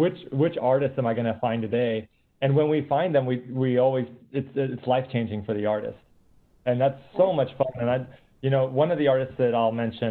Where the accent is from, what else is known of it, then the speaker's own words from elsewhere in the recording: San Antonio, Texas, United States; We were growing up in the States. My parents were living in San Antonio, Texas. And my mom, being Peruvian